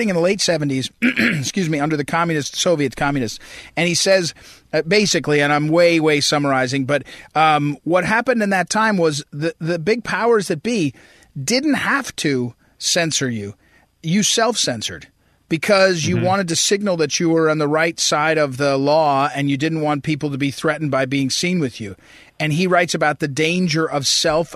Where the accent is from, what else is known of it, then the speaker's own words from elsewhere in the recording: Missouri, United States; I'm from Missouri